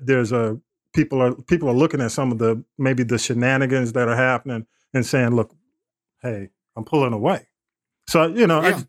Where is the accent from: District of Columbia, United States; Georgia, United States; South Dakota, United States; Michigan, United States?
Georgia, United States; East Point; East Point, my hometown